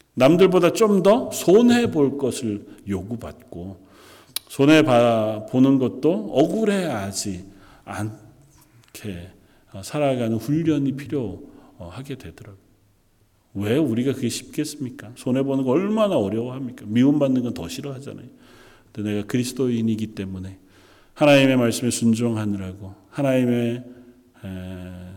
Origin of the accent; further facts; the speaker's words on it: South Korea; moved away as an adult; now in Canada; 이미 캐나다로 떠나온 지 꽤 오래되었고 어렸을 적에 자라던 함께 자라던 친구들은 그리 많지 않고